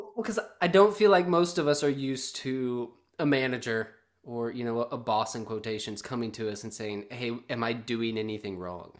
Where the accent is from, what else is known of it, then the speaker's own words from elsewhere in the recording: the South, United States; moved away as an adult; I'm a guy from the South